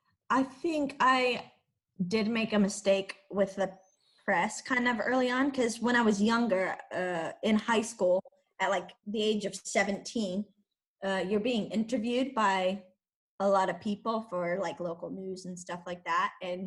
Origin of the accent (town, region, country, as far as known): California, United States; moved away as an adult; also born or lived in Iceland; now in Switzerland